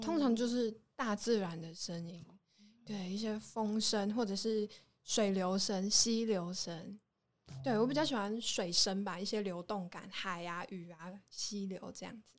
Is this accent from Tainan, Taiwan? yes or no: no; Taoyuan, Taiwan; moved away as an adult; also born or lived in Taichung; 我是桃园人，但好像很多人都以为我是台中人。